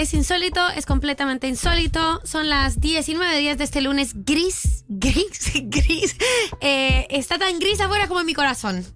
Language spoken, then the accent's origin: Spanish; Colombia; now in Argentina; yo soy colombiana